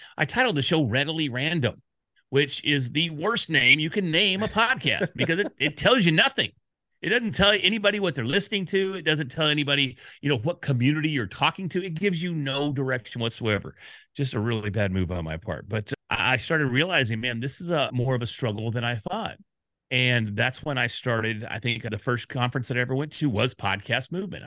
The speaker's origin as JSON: {"language": "English", "town": "Dallas", "region": "Texas", "country": "United States", "said": "I'm from Dallas"}